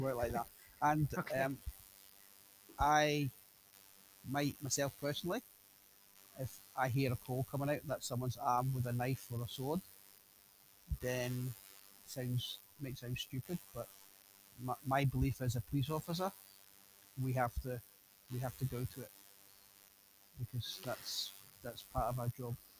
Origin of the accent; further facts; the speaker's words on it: United Kingdom; a Brit speaking from a British person visiting America